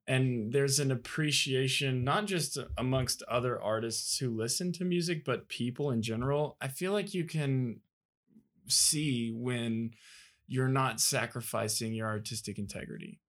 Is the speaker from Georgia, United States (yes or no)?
yes; Athens, Georgia, United States; I come from Athens, Georgia.